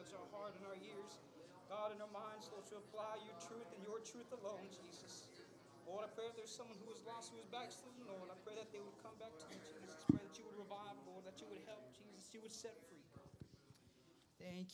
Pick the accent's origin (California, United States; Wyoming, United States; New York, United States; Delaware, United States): California, United States; I know I'm from California